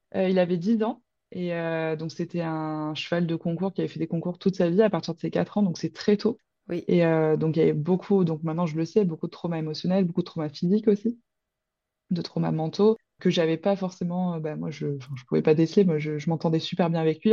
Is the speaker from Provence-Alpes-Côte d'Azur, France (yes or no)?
yes; Roquevaire, Provence-Alpes-Côte d'Azur, France; je viens de Roquevert, donc à côté de Marseille, donc dans les Bouches-du-Rhône